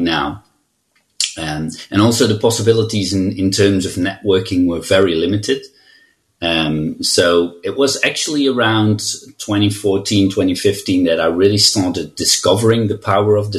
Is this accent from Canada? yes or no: no; Netherlands; I'm from the Netherlands, and I'm a CTO and senior consultant at We Are You